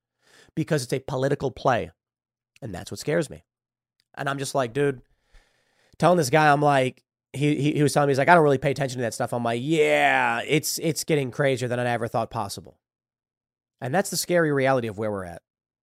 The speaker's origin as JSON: {"language": "English", "town": "Chicago", "region": "Illinois", "country": "United States", "tie": "born or raised there", "also_born_or_lived": "New York", "said": "I grew up in Chicago and lived in New York."}